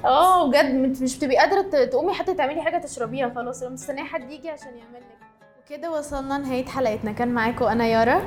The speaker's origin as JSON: {"language": "Arabic", "country": "Egypt", "said": "احنا طبعاً يعني كمصريين"}